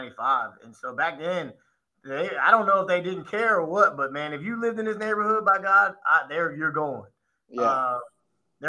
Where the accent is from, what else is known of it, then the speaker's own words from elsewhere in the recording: Sugar Land, Texas, United States; also born or lived in The Woodlands, Texas; I grew up in the Fort Bend Fort Bend ISD area, kind of like Sugar Land, Richmond, Rosenberg area